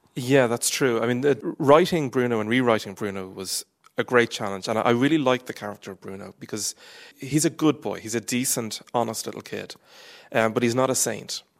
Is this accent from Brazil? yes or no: no; Ireland; I am Irish